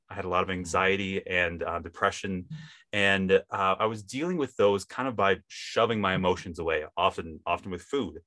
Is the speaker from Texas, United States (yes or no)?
no; Wisconsin, United States; now in Utah, United States; I grew up in Wisconsin, if you can kind of tell by my accent